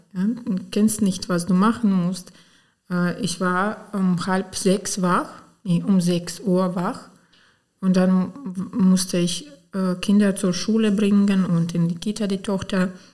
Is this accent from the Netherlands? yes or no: no; Romny, Sumy Oblast, Ukraine; German is a second language; moved away as an adult; also born or lived in Potsdam, Germany / Osnabrück, Germany; now in Mülheim-Kärlich, Germany; wir kommen aus der Ukraine, aus der Sumsker Gebiet. Das ist ganz äh, östlich, äh, 100 Kilometer von der Grenze mit Russland. Und der Staat ist ziemlich äh, nicht so groß